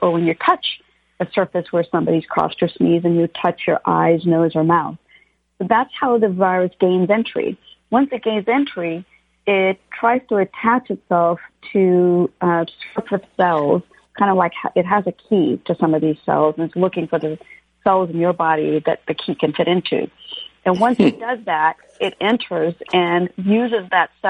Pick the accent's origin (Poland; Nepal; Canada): Canada; moved away as an adult; also born or lived in India; now in Los Angeles, United States; I grew up both in India when I was a kid and then in Canada